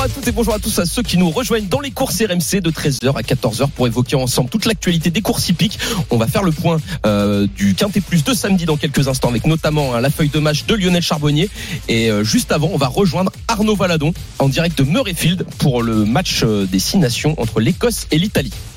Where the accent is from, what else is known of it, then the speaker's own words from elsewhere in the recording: Rouen area, Normandy, France; moved away; quand je rentre chez moi dans le Rouennais